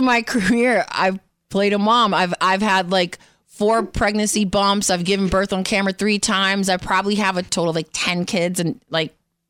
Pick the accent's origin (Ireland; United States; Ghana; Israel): United States; New York City, New York; moved away as an adult; New York, from the Bronx.